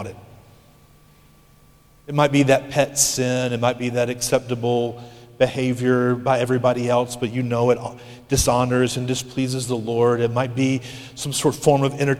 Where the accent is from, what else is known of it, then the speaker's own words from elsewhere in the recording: United States; As American Christians